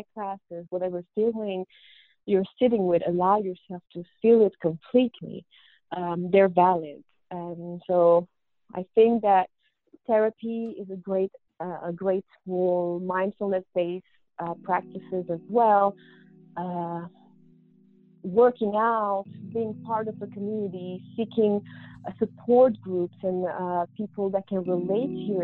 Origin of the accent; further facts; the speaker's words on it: Morocco; moved away as an adult; also born or lived in Colombia / Montreal, Canada; I was born in Colombia. I was raised in Morocco from a Colombian mother and Moroccan father